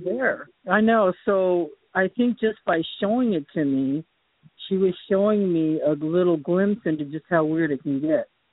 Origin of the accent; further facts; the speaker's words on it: Boston, Massachusetts, United States; moved away; I was born in Boston